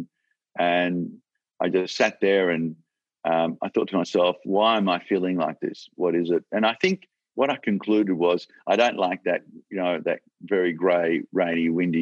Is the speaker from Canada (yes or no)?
no; Australia; I'm so proud that I'm an Australian, and I'm so proud to be in this country